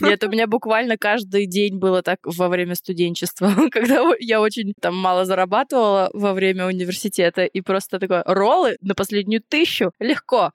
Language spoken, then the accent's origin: Russian; Vorkuta, Komi Republic, Russia; moved away; я из Воркуты. Значит, это маленький город за полярным кругом, очень бедный